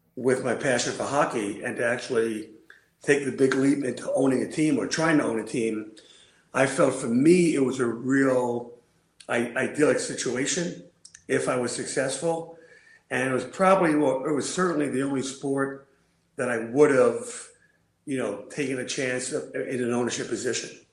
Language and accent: English; New York City, New York, United States; moved away as an adult; now in Syracuse, United States; I grew up in Brooklyn